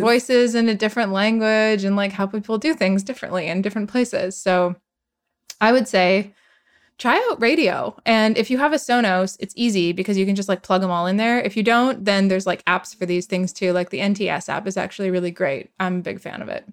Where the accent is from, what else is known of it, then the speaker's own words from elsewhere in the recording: Edmonton, Alberta, Canada; moved away; my hometown in Edmonton